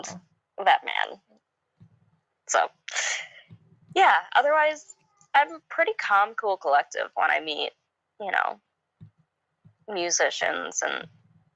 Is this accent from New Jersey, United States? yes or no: no; Minnesota, United States; we're from Minnesota